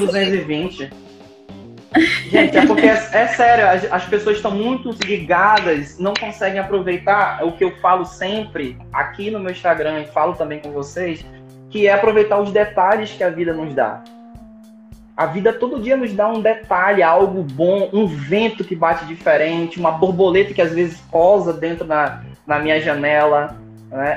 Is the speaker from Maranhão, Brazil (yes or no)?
no; Manaus, Amazonas, Brazil; Eu sou de Manaus